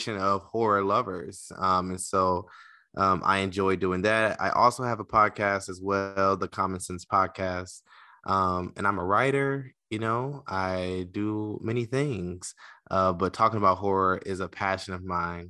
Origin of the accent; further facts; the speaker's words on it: Detroit, Michigan, United States; I am from Detroit, Michigan